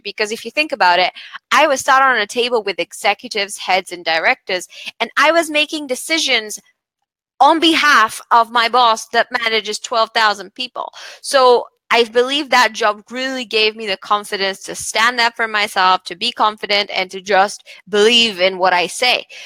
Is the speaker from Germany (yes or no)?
no; Bulgaria; moved away as an adult; also born or lived in United Kingdom; I come from Bulgaria, moved to the UK to study law